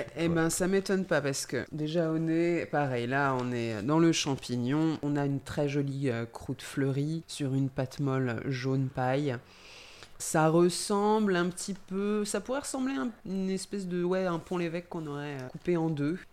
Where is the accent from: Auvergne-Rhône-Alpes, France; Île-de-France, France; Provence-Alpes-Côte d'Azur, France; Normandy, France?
Île-de-France, France; Brie; je viens d'Île-de-France, particulièrement de la Brie